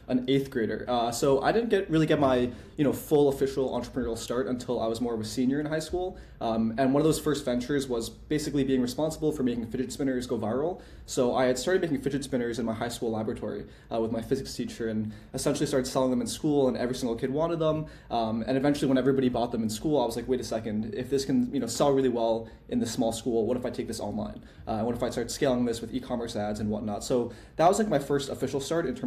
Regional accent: Armonk, New York, United States; moved away as an adult; I grew up in Westchester, so it's not too far from the city

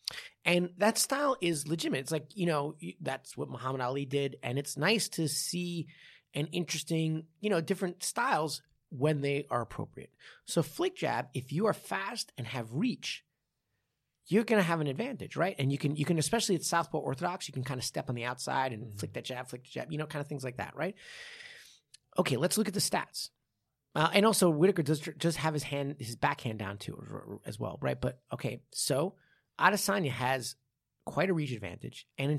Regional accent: New York, United States; I didn't have a bagel till I was like 13. Right. I grew up in New York the whole time.

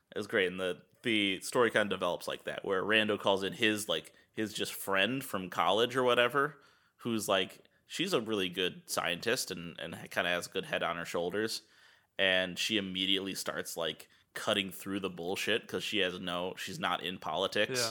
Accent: United States; as an American

